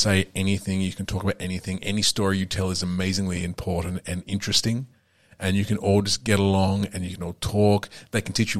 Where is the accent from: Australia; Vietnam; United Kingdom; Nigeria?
Australia; Perth, Western Australia; in my home state of Perth.